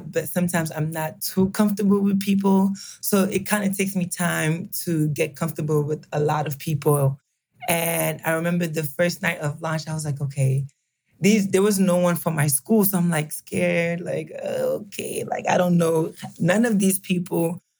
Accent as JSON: {"language": "English", "country": "Cameroon", "tie": "born or raised there", "moved": "yes", "lives_now": "Maryland, United States", "said": "I was born in Cameroon, and I am a fourth-year dental student at the University of Maryland School of Dentistry"}